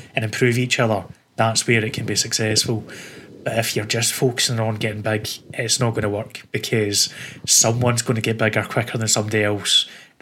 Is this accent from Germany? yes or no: no; Scotland, United Kingdom; accent: Scottish; I am quite stereotypical as a Scotsman